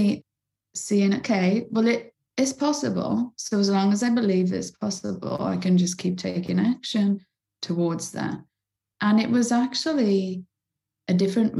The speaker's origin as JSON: {"language": "English", "town": "Bridgend", "region": "Wales", "country": "United Kingdom", "tie": "born or raised there", "said": "I lived in the roughest council estate in my hometown in Bridgend in South Wales"}